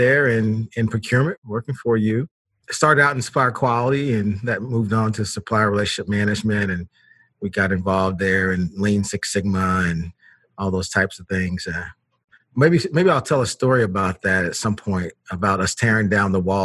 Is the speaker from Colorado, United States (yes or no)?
no; Knoxville, Tennessee, United States; moved away as an adult; also born or lived in Ohio; I was born in Knoxville, Tennessee. So I am I'm a Southern gentleman by birth, at least.